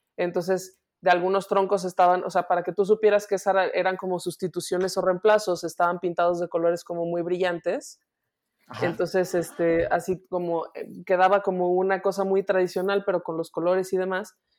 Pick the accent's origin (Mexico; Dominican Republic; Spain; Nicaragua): Mexico; soy mexicana